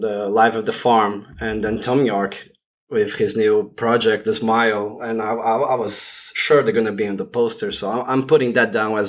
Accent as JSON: {"language": "English", "country": "Brazil", "said": "because I'm from Brazil."}